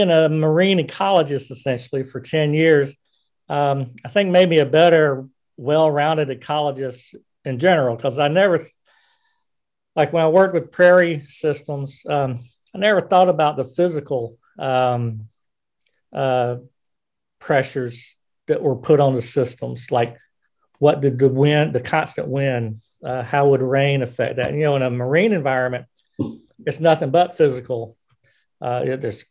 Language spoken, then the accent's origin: English; South Carolina, United States; moved away as an adult; also born or lived in Washington State; now in Philadelphia, United States; growing up in South Carolina